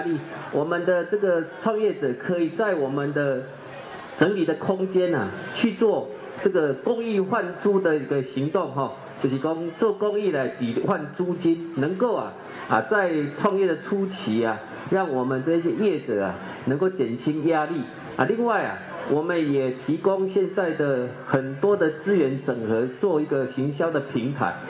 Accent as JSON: {"language": "Chinese", "region": "Changhua County", "country": "Taiwan", "said": "希望我们的彰化子弟都能留在我们的故乡彰化，"}